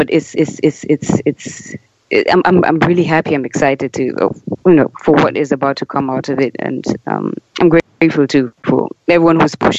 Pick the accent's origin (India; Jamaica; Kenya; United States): Kenya; moved away; speaking as a Kenyan